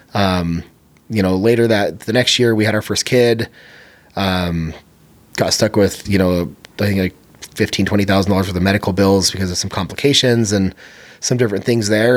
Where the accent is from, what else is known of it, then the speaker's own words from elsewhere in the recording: San Bernardino, California, United States; moved away; I grew up in San Bernardino, California.